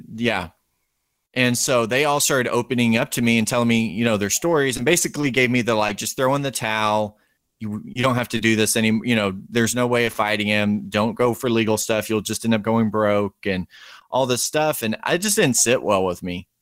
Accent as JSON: {"language": "English", "region": "Texas", "country": "United States", "said": "I'm from Texas"}